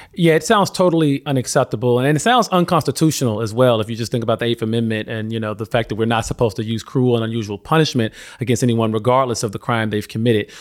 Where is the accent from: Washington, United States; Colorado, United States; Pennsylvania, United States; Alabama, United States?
Alabama, United States; moved away; I'm from Alabama originally